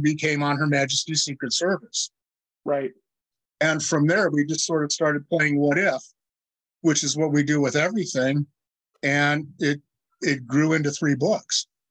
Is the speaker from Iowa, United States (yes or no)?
yes; Iowa, United States; my hometown in Iowa